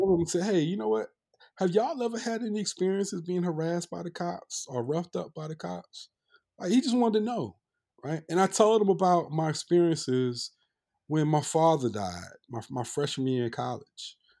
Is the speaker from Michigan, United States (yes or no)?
no; North Carolina, United States; we're cousins, you know, we grew up in North Carolina.